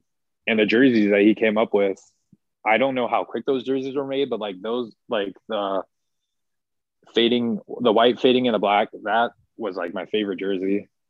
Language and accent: English; Washington, United States; born there; But so was Seattle, because I was born in Washington.